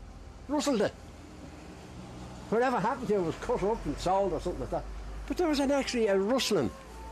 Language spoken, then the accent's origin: English; Dublin, Leinster, Ireland; I was born in Summer Hill.